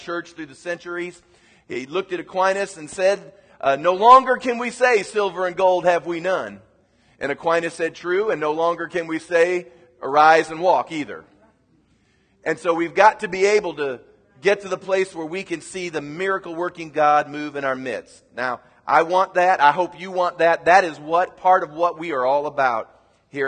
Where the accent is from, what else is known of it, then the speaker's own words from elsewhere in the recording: United States; as an American